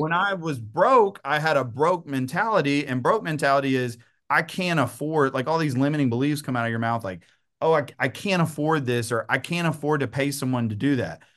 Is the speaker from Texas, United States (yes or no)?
yes; Troup, Texas, United States; moved away as an adult; also born or lived in Henderson, Texas / Fresno, California / The Woodlands, Texas / Dallas, Texas; now in Tyler, United States; I am born and raised Troop, Texas, which is about thirty minutes outside of Tyler.